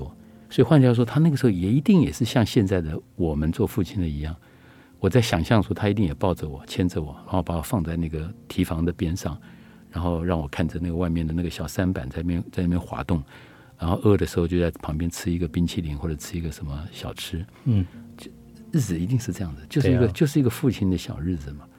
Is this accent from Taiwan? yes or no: yes; Luodong, Yilan County, Taiwan; 我小的时候在宜兰，在那个罗东大郡那边，我就记得我看过那个大郡的大郡的里面有山板，然后旁边有小吃摊子。